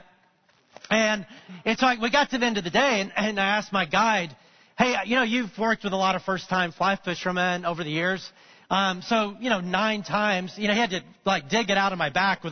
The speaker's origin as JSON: {"language": "English", "region": "Alabama", "country": "United States", "tie": "born or raised there", "said": "I grew up in Alabama"}